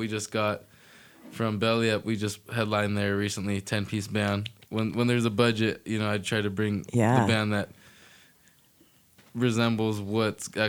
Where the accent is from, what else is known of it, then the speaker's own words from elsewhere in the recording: Fallbrook, California, United States; also born or lived in Oceanside; born, pretty much raised in Fallbrook, still live there